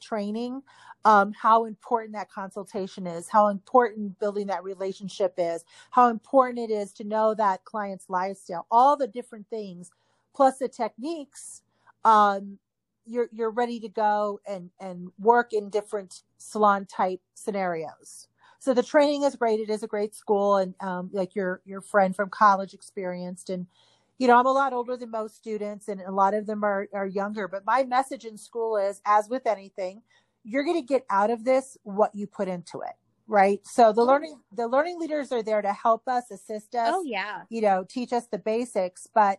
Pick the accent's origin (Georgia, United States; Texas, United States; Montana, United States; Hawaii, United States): Hawaii, United States; also born or lived in Northeast US; now in Utah, United States; I grew up in Hawaii